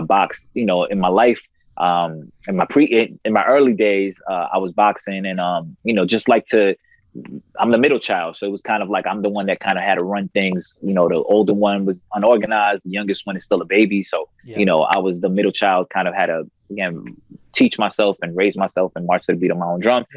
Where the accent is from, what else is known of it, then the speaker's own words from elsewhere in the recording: New York City, New York, United States; also born or lived in Harlem, New York / Queens, New York; born and raised in Queens, New York. Grew up in Harlem. So I was back and forth.